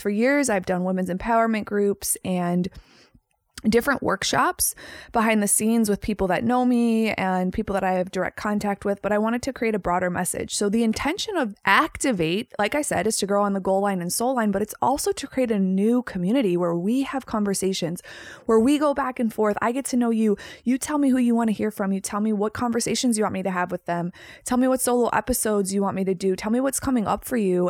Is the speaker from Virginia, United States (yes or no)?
no; Chicago, Illinois, United States; moved away as an adult; also born or lived in Los Angeles, California; I am born and raised in Chicago, Illinois.